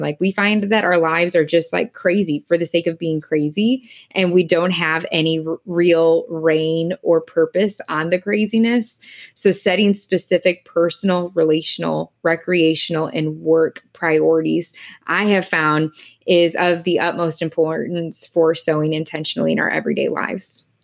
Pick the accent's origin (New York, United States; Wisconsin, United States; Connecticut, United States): Wisconsin, United States; moved away as an adult; also born or lived in Missouri; now in Indianapolis, United States; growing up in Wisconsin